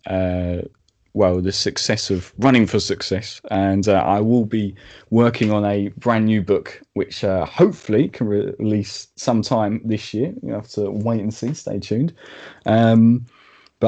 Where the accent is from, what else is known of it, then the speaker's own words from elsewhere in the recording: Medway, South East England, United Kingdom; also born or lived in Maidstone, Kent; my hometown Medway